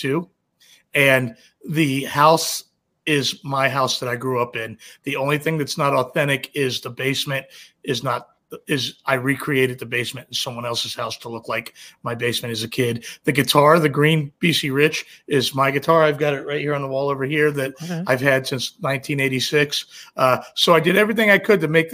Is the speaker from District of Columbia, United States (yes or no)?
yes; Washington, District of Columbia, United States; I'm from the Washington DC area